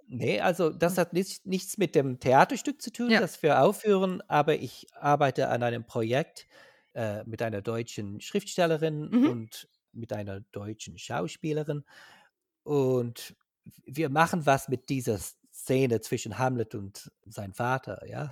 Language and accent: German; Ireland; German is a second language; ich komme aus Irland, ich wohne in Dublin.